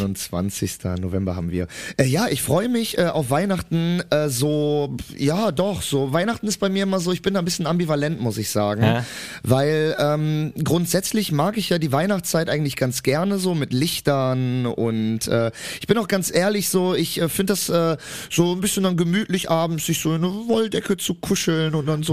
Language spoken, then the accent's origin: German; Cologne, North Rhine-Westphalia, Germany; ich komme ja aus Köln und vor allem komme ich auch aus nicht einer schönen Ecke aus Köln. Ich komme aus Köln-Mühlheim